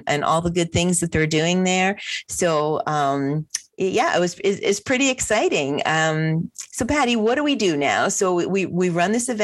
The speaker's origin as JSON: {"language": "English", "region": "New Jersey", "country": "United States", "said": "I'm from New Jersey."}